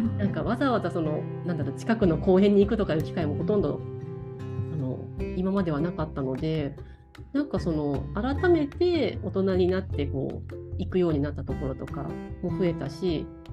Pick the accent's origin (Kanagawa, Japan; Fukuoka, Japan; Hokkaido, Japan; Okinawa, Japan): Kanagawa, Japan; moved away as an adult; also born or lived in Shikoku / Hokuriku / Chiba; now in Tokyo, Japan; もともとの出身は神奈川県なんですけど